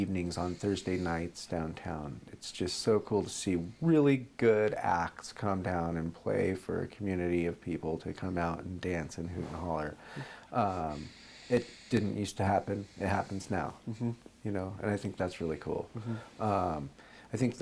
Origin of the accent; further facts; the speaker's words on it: McMinnville, Oregon, United States; I grew up here in McMinnville